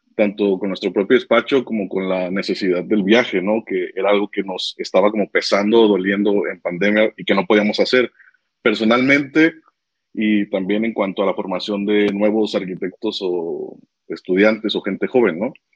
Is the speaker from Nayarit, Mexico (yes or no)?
yes; Tepic, Nayarit, Mexico; now in Guadalajara, Mexico; Yo soy de Tepic, de Nayarit